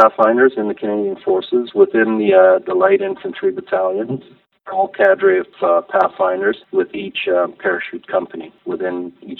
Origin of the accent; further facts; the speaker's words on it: Grenada; born there; My dad was an engineer from the Caribbean. He'd been all over the world. We traveled quite a bit. I was born in Grenada in the West Indies.